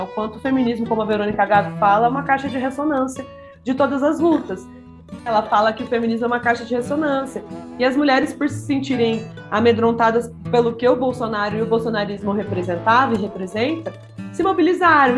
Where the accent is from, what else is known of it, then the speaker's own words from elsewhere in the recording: Maringá, Paraná, Brazil; do Conselho da Mulher da cidade de Maringá, onde eu nasci